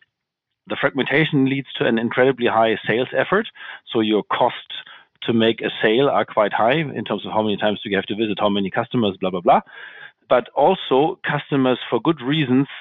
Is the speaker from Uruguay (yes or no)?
no; Hamburg, Germany; moved away as an adult; now in Frankfurt, Germany; I'm originally from Hamburg